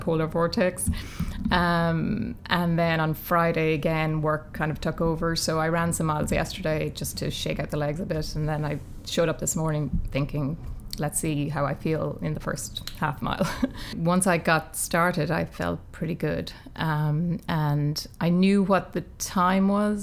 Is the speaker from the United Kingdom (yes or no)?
no; Ireland; as a kid growing up in Ireland